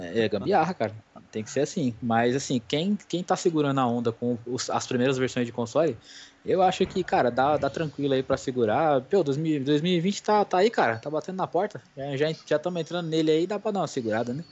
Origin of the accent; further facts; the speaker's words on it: Brazil; somos do Brasil, eu também sou